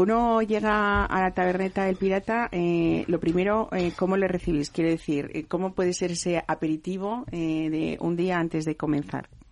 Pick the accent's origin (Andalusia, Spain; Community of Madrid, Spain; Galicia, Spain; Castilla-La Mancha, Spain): Community of Madrid, Spain; Madrid; yo que soy madrileña